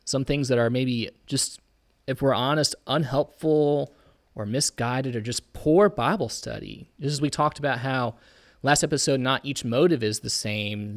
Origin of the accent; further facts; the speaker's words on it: Indiana, United States; I'm from Indiana.